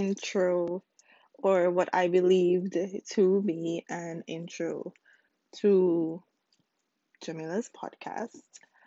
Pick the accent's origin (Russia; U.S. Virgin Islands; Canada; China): U.S. Virgin Islands; now in Houston, United States; I currently live in Houston, Texas, but originally I am from the United States Virgin Islands, specifically the island of St. Croix